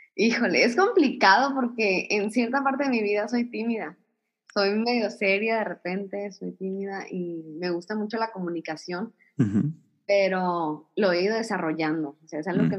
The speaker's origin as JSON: {"language": "Spanish", "town": "Ciudad Obregón", "region": "Sonora", "country": "Mexico", "tie": "born or raised there", "said": "nací aquí, aquí en Ciudad Obregón"}